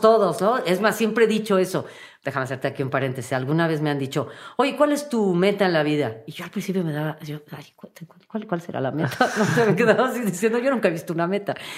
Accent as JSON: {"language": "Spanish", "country": "Mexico", "said": "como mexicana"}